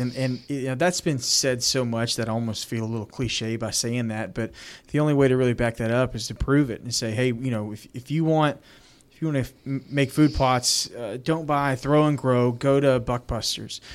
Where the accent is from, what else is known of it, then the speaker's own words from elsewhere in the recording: Louisiana, United States; we're from Louisiana